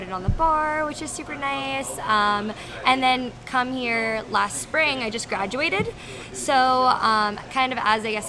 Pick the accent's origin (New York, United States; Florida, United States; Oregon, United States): Florida, United States; I'm from Florida.